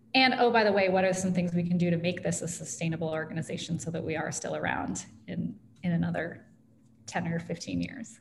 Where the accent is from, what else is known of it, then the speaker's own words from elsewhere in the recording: Ames, Iowa, United States; also born or lived in West Des Moines, Iowa; I'm a lifelong Iowan and I grew up in Ames